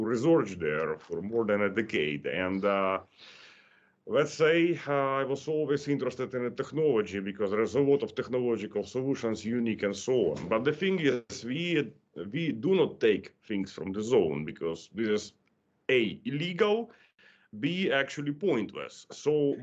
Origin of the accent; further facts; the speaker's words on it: Ukraine; I was born in Ukraine.